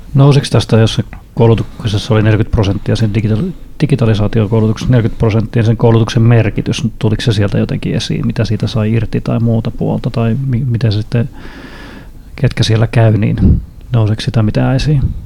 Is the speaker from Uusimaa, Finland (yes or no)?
no; Honkajoki, Satakunta, Finland; mä oon pieneltä paikkakunnalta kotoisin, alle 2000 hengen paikkakunnalta Honköylältä